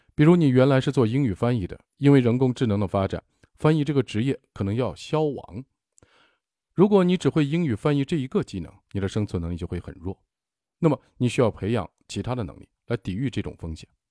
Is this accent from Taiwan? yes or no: no; China; 我们中国人